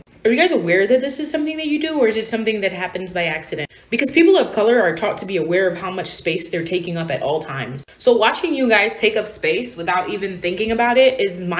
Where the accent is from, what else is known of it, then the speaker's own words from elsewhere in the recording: New York City, New York, United States; I'm from New York City.